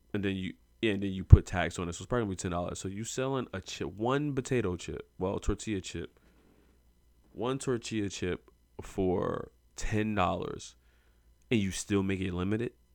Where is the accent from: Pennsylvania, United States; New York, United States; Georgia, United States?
Pennsylvania, United States; Philadelphia; I come from Philadelphia.